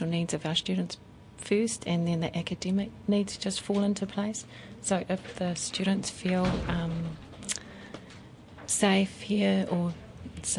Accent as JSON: {"language": "English", "town": "Whakatane", "region": "Bay of Plenty", "country": "New Zealand", "said": "I'm from Whakatane"}